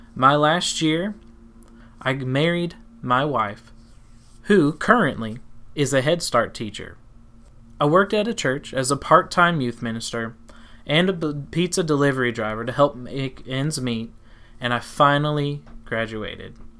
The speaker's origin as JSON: {"language": "English", "region": "Tennessee", "country": "United States", "tie": "born or raised there", "also_born_or_lived": "South Carolina", "said": "Eventually, we left South Carolina and moved to Tennessee, which you can probably hear in my accent"}